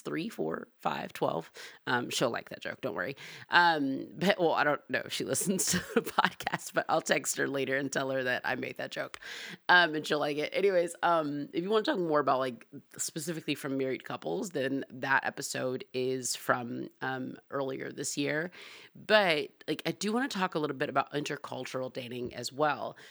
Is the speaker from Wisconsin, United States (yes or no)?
no; Atlanta, Georgia, United States; I'm from Atlanta, I'm black